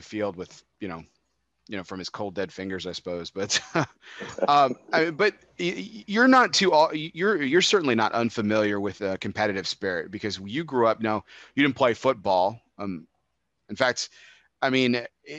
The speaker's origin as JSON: {"language": "English", "region": "Texas", "country": "United States", "tie": "born or raised there", "said": "I grew up in Texas"}